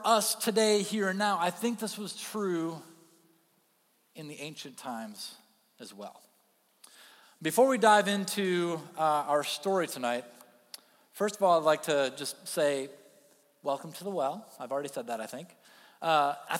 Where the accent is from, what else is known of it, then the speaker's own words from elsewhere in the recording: Kentwood, Michigan, United States; I grew up in Kentwood, Michigan